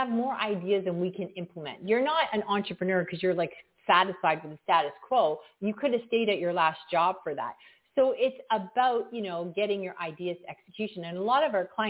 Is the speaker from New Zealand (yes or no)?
no; Canada; I'm from Canada